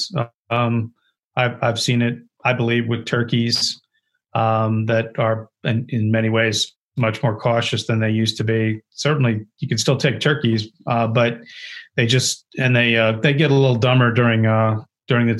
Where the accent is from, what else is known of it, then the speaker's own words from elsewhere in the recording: Ohio, United States; I grew up in Ohio